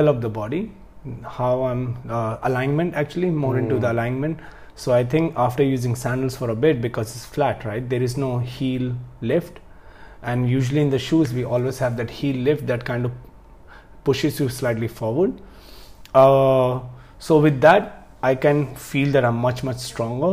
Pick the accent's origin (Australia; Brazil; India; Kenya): India; I'm from India